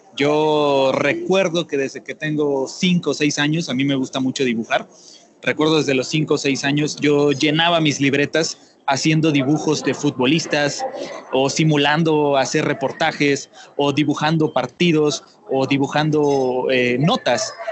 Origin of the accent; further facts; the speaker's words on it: Tuxtla Gutiérrez, Chiapas, Mexico; Yo soy originario de Tuxtla Gutiérrez, del estado de Chiapas, al sureste de México